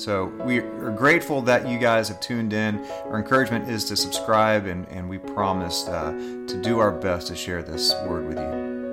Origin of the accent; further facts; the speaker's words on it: Dallas, Texas, United States; I grew up in Dallas, Texas